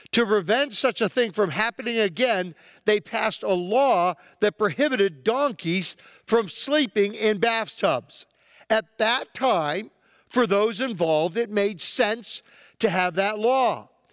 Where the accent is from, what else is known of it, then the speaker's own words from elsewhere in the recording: United States; as an American